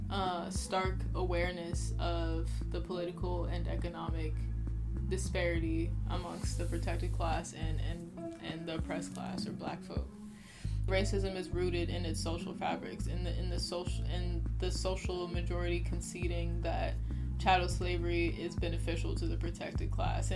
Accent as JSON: {"language": "English", "town": "Oakland", "region": "California", "country": "United States", "tie": "born or raised there", "said": "I'm from Oakland, California"}